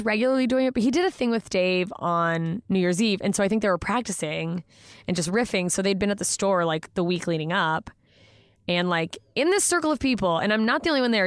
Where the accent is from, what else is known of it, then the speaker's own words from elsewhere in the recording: Anchorage, Alaska, United States; moved away; I grew up in Anchorage, Alaska